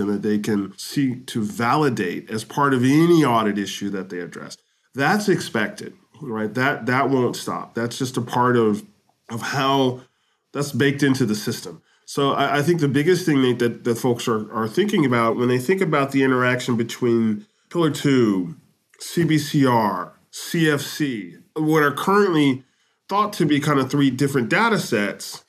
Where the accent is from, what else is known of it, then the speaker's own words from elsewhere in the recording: United States; moved away as an adult; now in Japan; I'm an American who's lived in Japan a long time